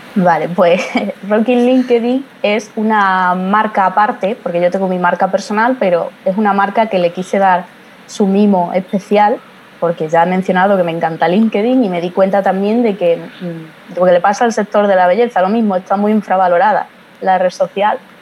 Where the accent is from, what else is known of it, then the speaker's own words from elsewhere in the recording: Badajoz, Extremadura, Spain; soy de España, pero concretamente soy de Badajoz, una provincia que está ahí lindando ya con Portugal